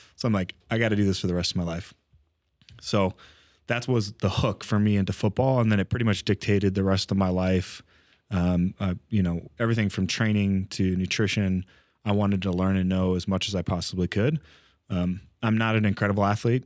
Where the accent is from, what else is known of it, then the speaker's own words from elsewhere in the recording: California, United States; grew up California kid